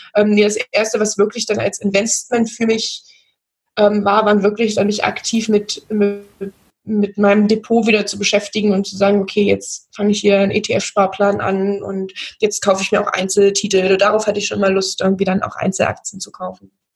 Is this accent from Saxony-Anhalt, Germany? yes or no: yes; near Magdeburg, Saxony-Anhalt, Germany; now in Bavaria, Germany; ich komme aus der Nähe von Magdeburg, wohne jetzt mittlerweile im schönen Bayern